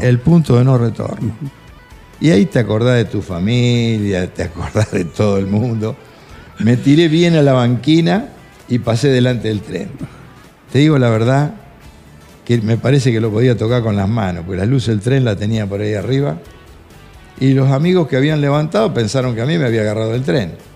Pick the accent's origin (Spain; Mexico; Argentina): Argentina; Chacabuco, Buenos Aires Province; yo era de Chacabuco